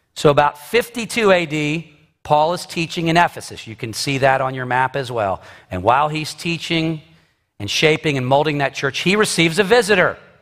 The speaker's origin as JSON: {"language": "English", "country": "United States", "said": "I am an American citizen"}